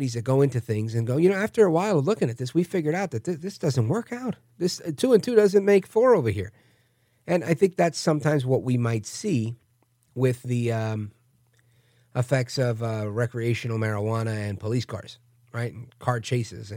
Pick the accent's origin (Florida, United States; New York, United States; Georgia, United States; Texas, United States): New York, United States; New York City; now in New Jersey, United States; I grew up in Brooklyn, moved to Jersey, right next door to the beautiful city of brotherly love